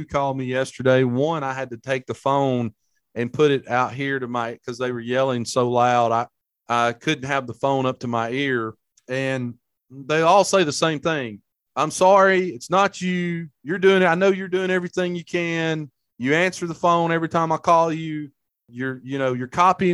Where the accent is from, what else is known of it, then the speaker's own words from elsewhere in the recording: Hamilton, Alabama, United States; Buddy of mine from my hometown, Hamilton, Alabama